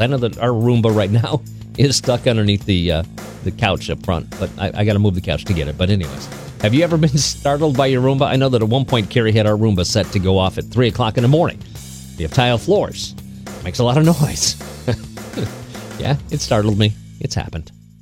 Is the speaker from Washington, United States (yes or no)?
no; Oregon, United States; moved away; my home state. Yeah, Oregon